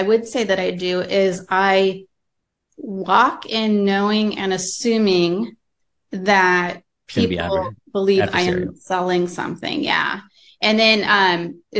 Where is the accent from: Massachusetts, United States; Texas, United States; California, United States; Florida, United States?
California, United States; Fresno; also born or lived in San Diego; I grew up in the Central Valley. So Fresno, Visalia area